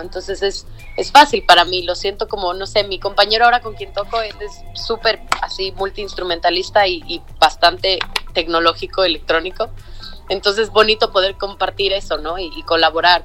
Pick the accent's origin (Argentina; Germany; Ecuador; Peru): Ecuador; now in Mexico City, Mexico; soy ecuatoriana, nacida y crecida allá